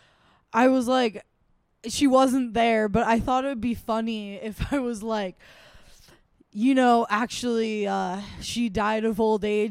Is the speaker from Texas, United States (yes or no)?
no; Emerald Triangle, Northern California, United States; moved away; also born or lived in San Francisco Bay Area; I am from Northern California. I claim the Bay because I lived there for a while, but I'm from like the Emerald